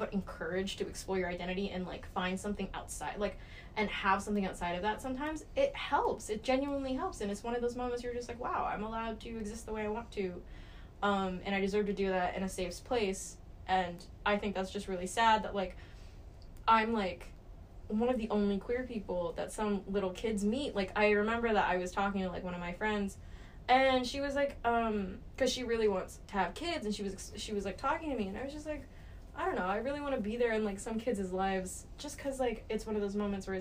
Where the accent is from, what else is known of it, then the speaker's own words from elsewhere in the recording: Texas, United States; I'm from Texas. I'm from the South. I grew up in the Bible Belt.